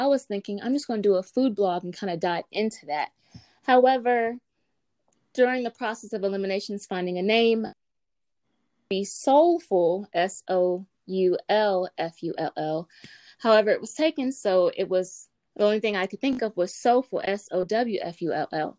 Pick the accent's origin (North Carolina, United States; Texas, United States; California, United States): North Carolina, United States; Greenville; also born or lived in Charlotte, North Carolina; I am born and raised in Greenville, North Carolina